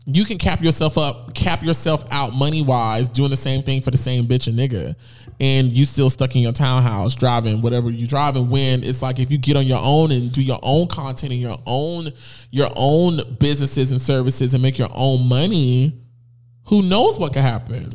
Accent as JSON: {"language": "English", "town": "Fort Lauderdale", "region": "Florida", "country": "United States", "moved": "as an adult", "lives_now": "Atlanta, United States", "said": "I'm from Fort Lauderdale, Florida"}